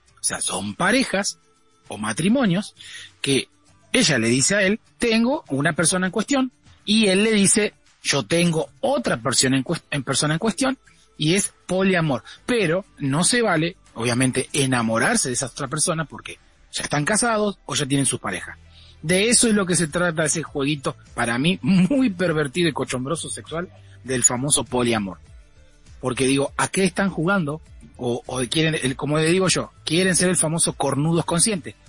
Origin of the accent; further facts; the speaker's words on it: Argentina; Como somos nosotros los argentinos